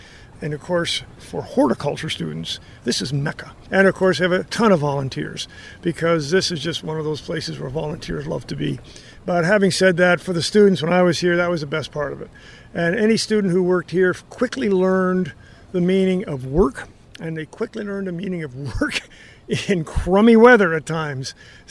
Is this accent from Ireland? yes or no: no; Canada; moved away as an adult; now in United States; I'm a crazy person from a different country